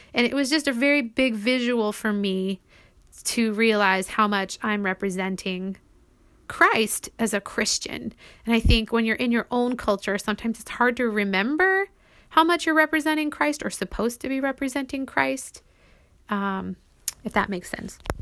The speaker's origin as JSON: {"language": "English", "country": "United States", "also_born_or_lived": "Brazil", "moved": "as an adult", "said": "as an American"}